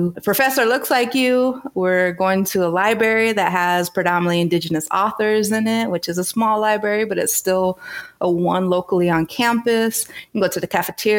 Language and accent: English; North Dakota, United States; moved away as an adult; now in Toronto, Canada; So North Dakota, South Dakota